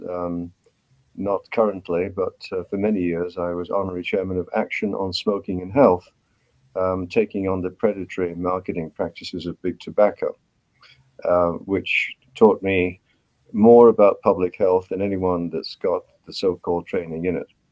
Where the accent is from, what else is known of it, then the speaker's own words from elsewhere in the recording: United Kingdom; accent: British; moved away as an adult; also born or lived in Cambridge, United Kingdom / Vancouver, Canada; now in Canada; my accent gives me away. Um, I'm a graduate of medicine from Cambridge University in Britain. I came to Canada in 1970.